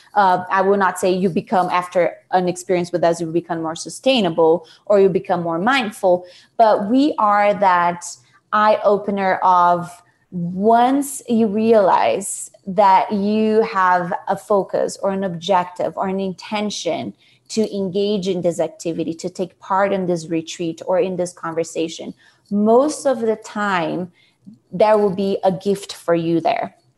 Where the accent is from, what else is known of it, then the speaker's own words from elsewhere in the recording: São Paulo, Brazil; moved away as an adult; now in United States; I am originally from Brazil, Sao Paulo